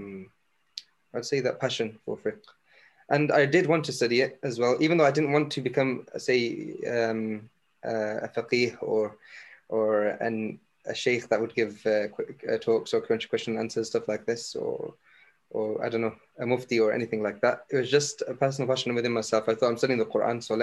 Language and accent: English; England, United Kingdom; also born or lived in Egypt; I'm from England